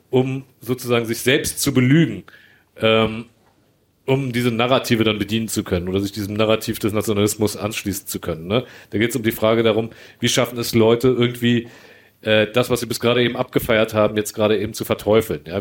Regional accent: Bosnia & Herzegovina; ich bin ja auch Bosnier

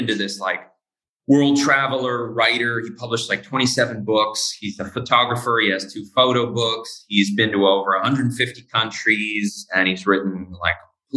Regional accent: United States; moved away as an adult; now in Italy; Me as an American

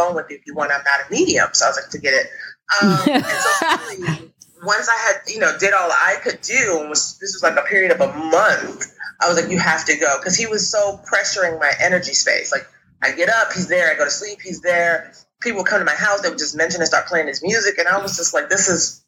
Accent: Jamaica; now in New York, United States; we're Jamaican

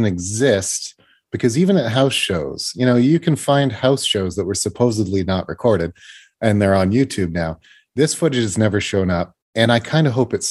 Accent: Canada; I'm a Canadian boy

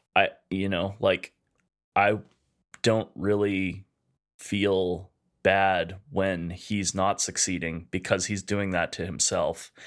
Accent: Edmonton, Alberta, Canada; We're two chefs from Edmonton, Alberta, Canada

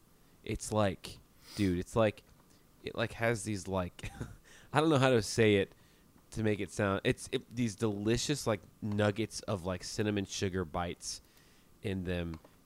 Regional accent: New York, United States; born there; I was born in New York, and I tried a bagel, and I actually liked it.

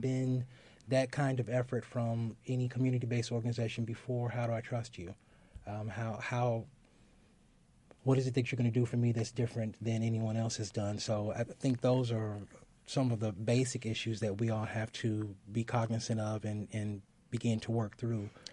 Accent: Gary, Indiana, United States; moved away; I'm originally from Gary

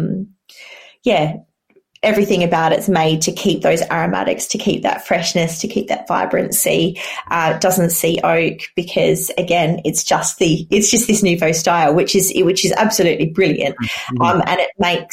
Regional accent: South Australia, Australia; now in England, United Kingdom; growing up in Australia

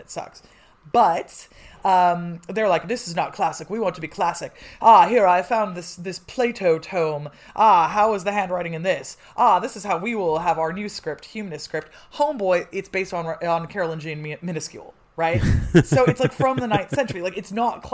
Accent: Czechia; as a Czech

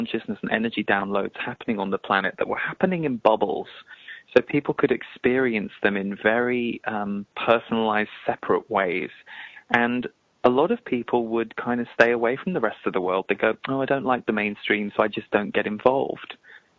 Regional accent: England, United Kingdom; we're both from England

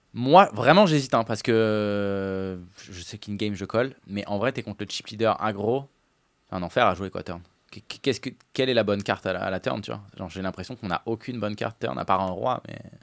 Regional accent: Paris, Île-de-France, France; Je suis parisien

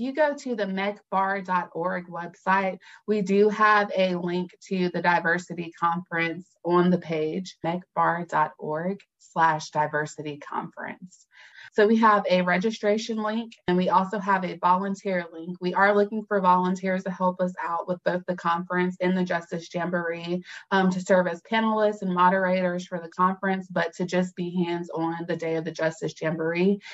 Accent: Fayetteville, North Carolina, United States; I am from Fayetteville, North Carolina, strong military town.

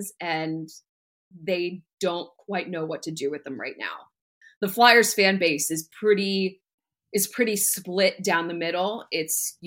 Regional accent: New Jersey, United States; I grew up in North Jersey

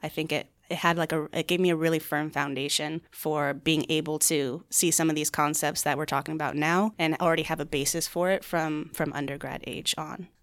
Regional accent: Chandler, Arizona, United States; also born or lived in Flagstaff, Arizona; I was born and raised here in the Phoenix area in Chandler.

